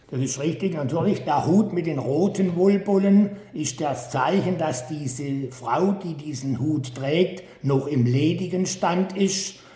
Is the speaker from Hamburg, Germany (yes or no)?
no; Black Forest, Baden-Württemberg, Germany; Der Schwarzwald ist meine Heimat